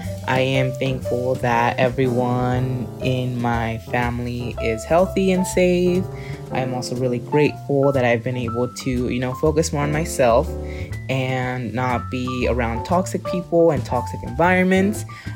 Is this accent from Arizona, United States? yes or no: yes; Yuma, Arizona, United States; now in Chandler, United States; I am originally from Yuma, Arizona, but I currently live in Chandler, Arizona.